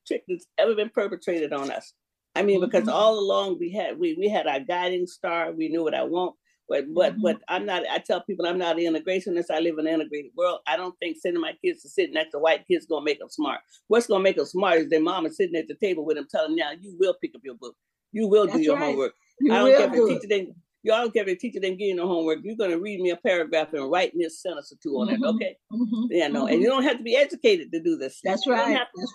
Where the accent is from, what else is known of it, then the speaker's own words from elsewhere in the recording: Florida, United States; I'm from Florida